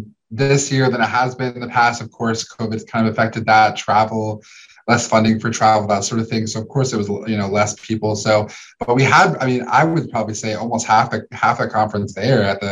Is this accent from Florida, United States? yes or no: yes; Orlando, Florida, United States; I'm from Orlando